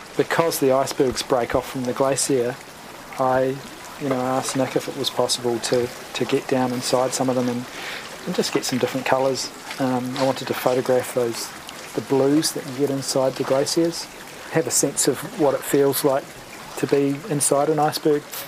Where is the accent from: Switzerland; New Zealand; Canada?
New Zealand; as a New Zealander